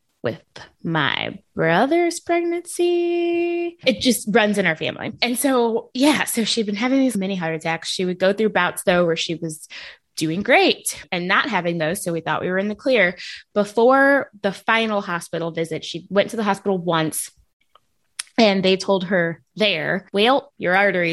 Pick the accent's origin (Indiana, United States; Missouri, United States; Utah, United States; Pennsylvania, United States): Missouri, United States; Hazelwood; where I grew up in Hazelwood, we had in St. Louis